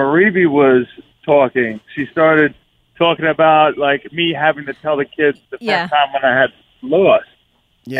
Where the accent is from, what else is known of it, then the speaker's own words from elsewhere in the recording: Baldwin, New York, United States; I'm from Baldwin